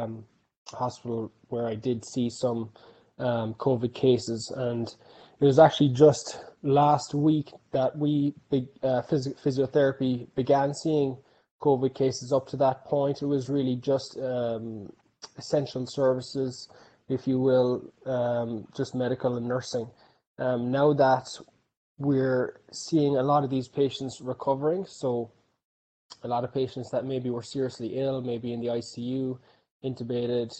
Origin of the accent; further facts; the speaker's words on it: Clonakilty, Munster, Ireland; moved away as an adult; also born or lived in Dallas, Texas; now in Los Angeles, United States; I'm from Clonakilty, County Cork. I've been out here in the US now since 2012.